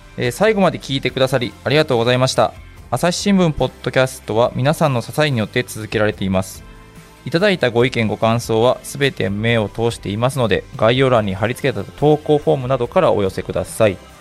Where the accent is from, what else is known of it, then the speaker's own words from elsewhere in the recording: Uji, Kyoto, Japan; 私はあの、京都の宇治出身なんですけど